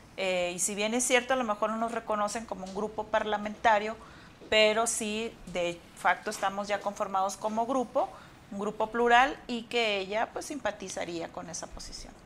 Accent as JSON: {"language": "Spanish", "country": "Mexico", "said": "estamos hablando como ciudadanos mexicanos"}